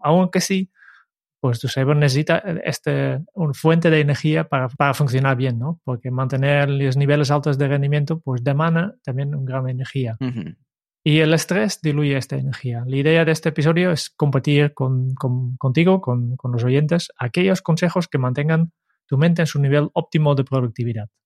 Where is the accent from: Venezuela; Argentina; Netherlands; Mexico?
Netherlands; moved away; soy holandés